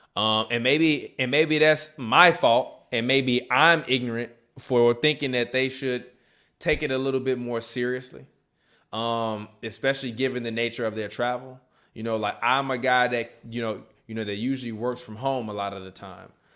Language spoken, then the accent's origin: English; Chicago, Illinois, United States; my hometown team, the Chicago Bucks